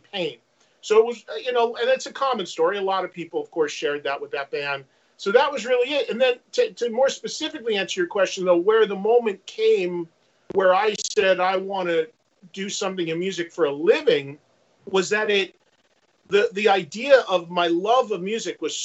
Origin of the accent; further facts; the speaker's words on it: New Jersey, United States; my hometown in New Jersey has three colleges in it